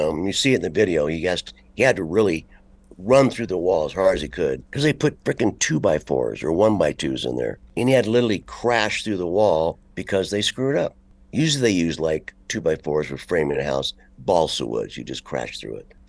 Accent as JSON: {"language": "English", "country": "United States", "said": "We're from America."}